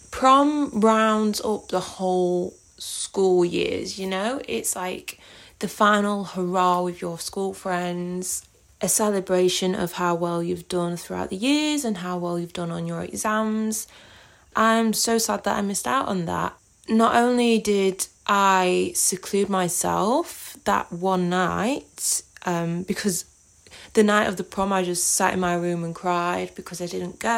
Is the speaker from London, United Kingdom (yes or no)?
no; East Midlands, United Kingdom; now in Australia; I am originally from Derbyshire in the UK, but I currently live in the Northern Territory in Australia.